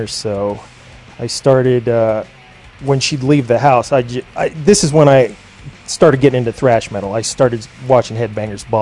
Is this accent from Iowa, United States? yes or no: no; Indiana, United States; also born or lived in Brazil; I was actually born in Indiana. So my mom was a transplant to America. I was born in Indiana